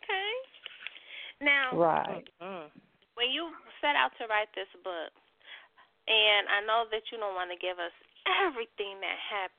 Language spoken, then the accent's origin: English; the Bay Area, California, United States; I'm from the Bay